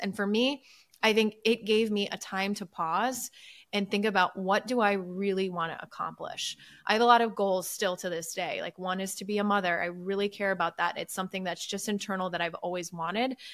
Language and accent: English; Midwest, United States; moved away; also born or lived in New York; grew up in the Midwest, love the Midwest.